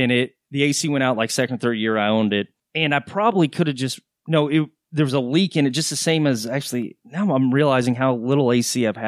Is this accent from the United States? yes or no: yes; Texas, United States; Well, I grew up in Texas. I've been here since I was 11, from on and off.